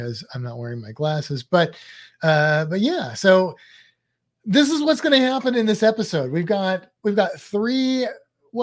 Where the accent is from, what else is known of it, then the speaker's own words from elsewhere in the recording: St. Louis, Missouri, United States; moved away; Where I grew up in St. Louis, there was a thing that I didn't know was just a St. Louis thing until I moved out of St. Louis